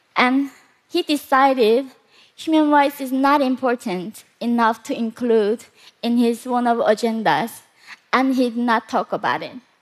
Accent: North Korea; moved away; also born or lived in South Korea; Growing up in North Korea

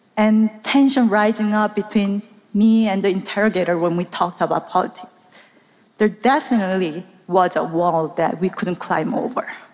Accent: South Korea; moved away; I grew up in South Korea

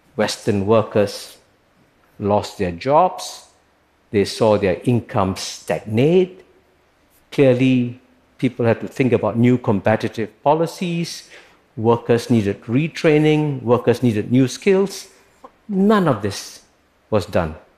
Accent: Singapore; When I was born in Singapore, which was then a poor British colony, in 1948

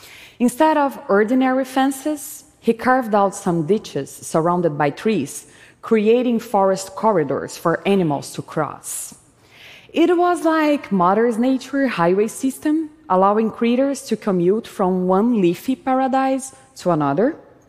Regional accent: Brazil; was a child, growing up in Brazil, I would play by stepping on cow's poop, barefoot

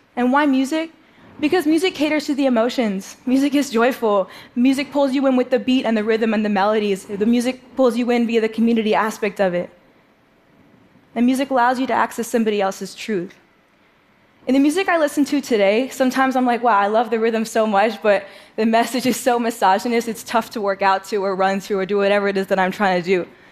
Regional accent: New York City, New York, United States; I grew up in New York City playing the drums

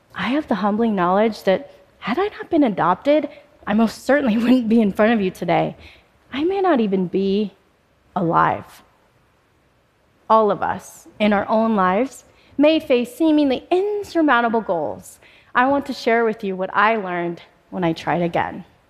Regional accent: Spokane, Washington, United States; also born or lived in Bombay, India; I was adopted by an American family and I moved to Spokane, Washington just shortly after my third birthday

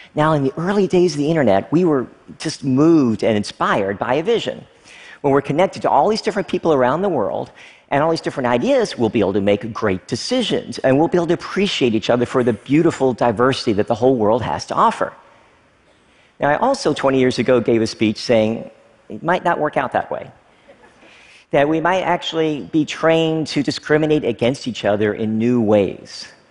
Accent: Frankfort, Kentucky, United States; moved away as an adult; also born or lived in Oneida, Tennessee / Stearns, Kentucky; I lived there for the first few years of my life before moving to another small town, Frankfort, Kentucky. Basically, I grew up in small town America, conservative at its heart

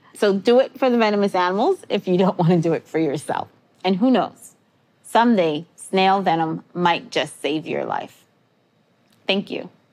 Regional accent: New York City, New York, United States; I grew up in New York City

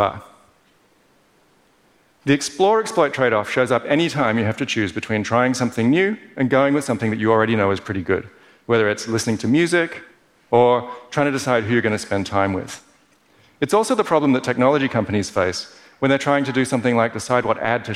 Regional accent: Perth, Western Australia, Australia; Growing up in Perth as an overly cerebral kid

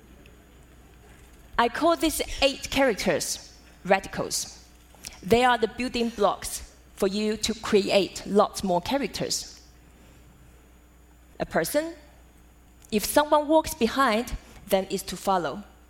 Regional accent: Taiwan; Growing up in Taiwan as a daughter of calligrapher

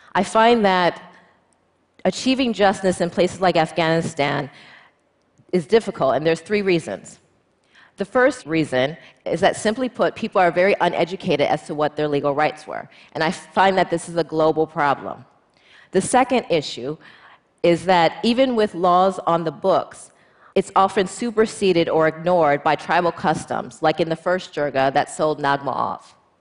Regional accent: United States; as an American female lawyer

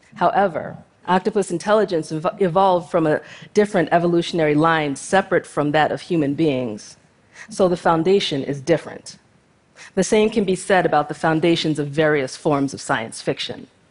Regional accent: United States; I was born to two Nigerian immigrant parents and raised in the United States

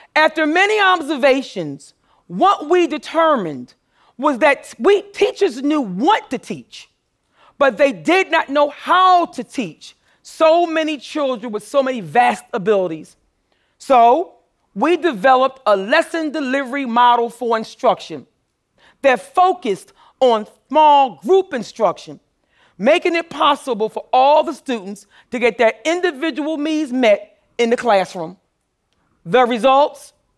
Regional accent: Philadelphia, Pennsylvania, United States; I grew up poor in North Philadelphia

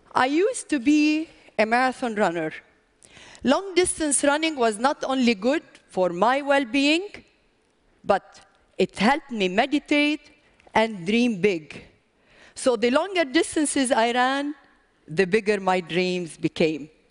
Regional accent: Lebanon; I come from Lebanon

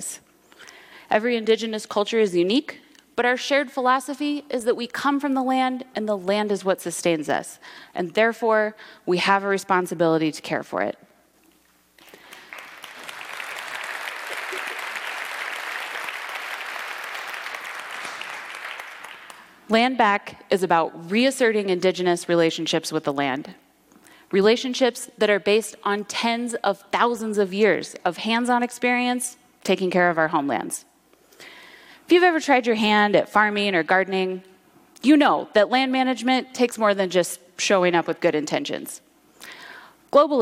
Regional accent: Kalapuya and Molalla territory, Oregon, United States; Home, for me, is also the Pacific Northwest. I grew up on Kalapuya and Malala territory

